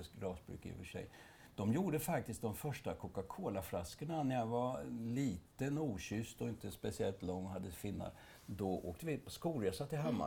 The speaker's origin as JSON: {"language": "Swedish", "region": "Östergötland", "country": "Sweden", "accent": "östgötska", "said": "vi östgötar"}